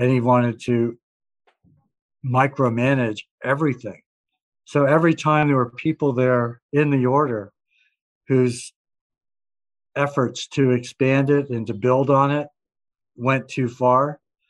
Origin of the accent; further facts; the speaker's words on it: Vermont, United States; my home state of Vermont